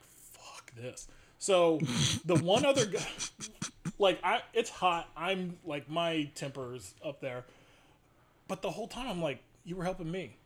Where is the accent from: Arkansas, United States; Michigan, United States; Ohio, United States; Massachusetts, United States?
Ohio, United States; Columbus; where we grew up in Clintonville, Studio 35, which is still there, had some of the best movies growing up